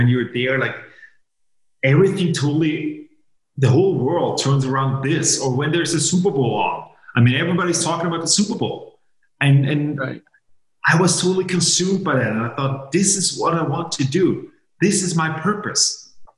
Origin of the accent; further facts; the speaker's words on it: Vienna, Austria; English is a second language; also born or lived in Maine, United States; I was born and raised in Vienna, Austria